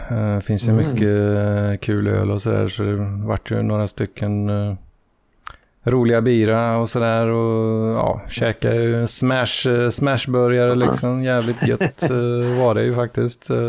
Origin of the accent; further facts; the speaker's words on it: Skåne, Sweden; sa du det bara för att jag är från Skåne liksom?